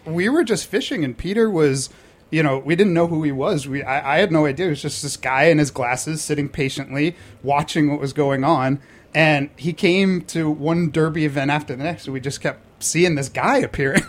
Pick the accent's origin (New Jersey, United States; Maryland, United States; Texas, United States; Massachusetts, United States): Massachusetts, United States; Boston; now in New York, United States; Originally born and raised in Boston